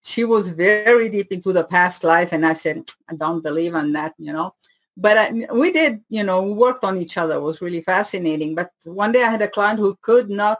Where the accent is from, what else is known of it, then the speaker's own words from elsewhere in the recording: Switzerland; accent: French from Switzerland, half Indian; first language French; English is a second language; moved away as an adult; also born or lived in Paris, France / India; now in United States; growing up in Switzerland